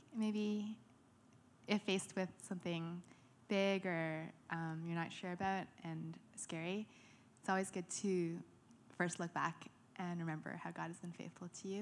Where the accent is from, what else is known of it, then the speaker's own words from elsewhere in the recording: Ottawa, Ontario, Canada; moved away as an adult; also born or lived in London, Ontario; now in Vancouver, Canada; I was born in Ottawa. and raised there